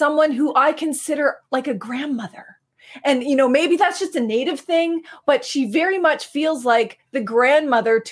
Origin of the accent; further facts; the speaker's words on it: Ugpi'ganjig, northern New Brunswick, Canada; I'm from Ugbaganjig in northern New Brunswick, Eel River Bar First Nation